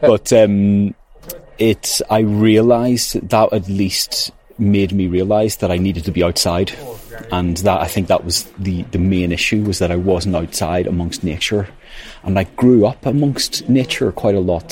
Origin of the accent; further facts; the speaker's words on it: Northern Ireland, United Kingdom; moved away as an adult; also born or lived in Manchester, United Kingdom; now in County Wicklow, Ireland; I grew up in Northern Ireland